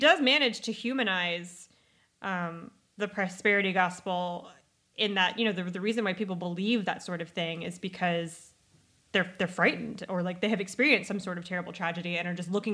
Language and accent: English; United States; as Americans